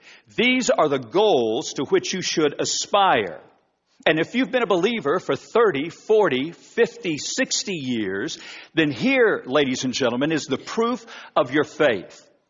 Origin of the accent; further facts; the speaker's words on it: Wichita, Kansas, United States; now in Oklahoma, United States; I'm from Wichita. I'm a graduate of South High School. I've lived in Oklahoma for 30 plus years, and so Oklahoma, for the most part, has been my home almost all of my life.